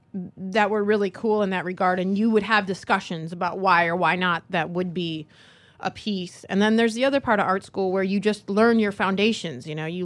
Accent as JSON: {"language": "English", "region": "Michigan", "country": "United States", "lives_now": "San Francisco, United States", "said": "No, I'm from Michigan. And then I was going to art school in Michigan, and this friend of mine said she was going to San Francisco for the semester."}